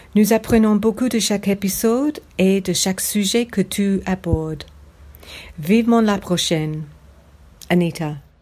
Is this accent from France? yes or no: no; England, United Kingdom; French is a second language; now in Sydney, Australia; Quand j'étais jeune, j'habitais en Angleterre